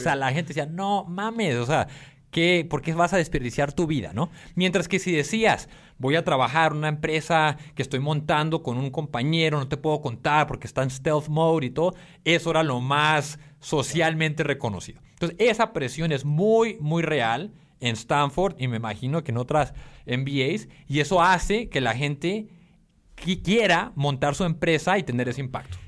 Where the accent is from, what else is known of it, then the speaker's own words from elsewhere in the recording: Tijuana, Baja California, Mexico; moved away as an adult; Soy mexicano, como bien mencionabas. Crecí en Tijuana hasta los 18 años